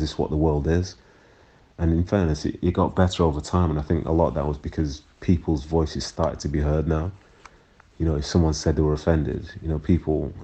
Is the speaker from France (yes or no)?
no; Manchester, North West England, United Kingdom; also born or lived in Nigeria; being raised in Manchester in the 90s, I did experience a few things. My whole family did, because we came from Nigeria